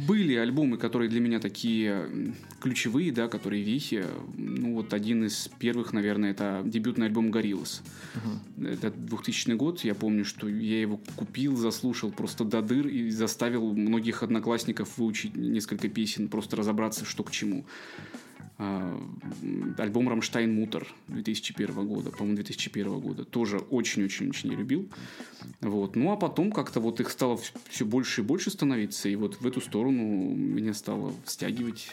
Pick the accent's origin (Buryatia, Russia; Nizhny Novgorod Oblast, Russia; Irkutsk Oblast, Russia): Irkutsk Oblast, Russia; moved away as an adult; also born or lived in Chukotka; now in Kaliningrad, Russia; у себя дома в Иркутской области, в родном городе